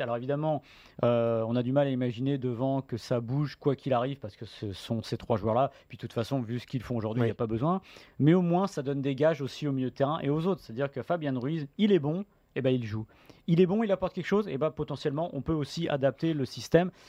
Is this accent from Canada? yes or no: no; France; en tant que Français